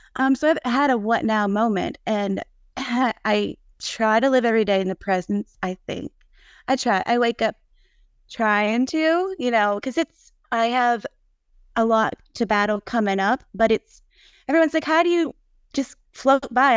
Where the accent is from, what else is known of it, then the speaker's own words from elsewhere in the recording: Nashville, Tennessee, United States; now in Munford, United States; I'm from Nashville, but I live in a s, small town, And now, and I'm the only one in a small little town here in Munford, Tennessee